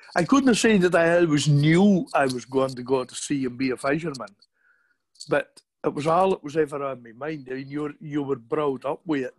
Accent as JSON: {"language": "English", "town": "Hamnavoe", "region": "Scotland", "country": "United Kingdom", "tie": "born or raised there", "accent": "broad Shetland", "said": "I was born in 1962 in Hamnavoe, Shetland."}